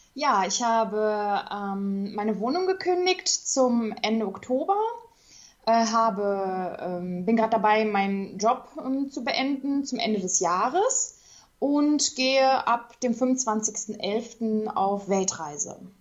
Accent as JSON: {"language": "German", "town": "Duisburg", "region": "North Rhine-Westphalia", "country": "Germany", "said": "ich komme aus Duisburg, bin auch noch hier äh, ja, ich wohne immer noch hier"}